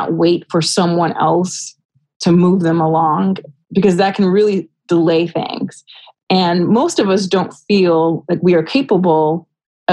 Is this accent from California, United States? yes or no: yes; Rialto, California, United States; grow up in Rialto, California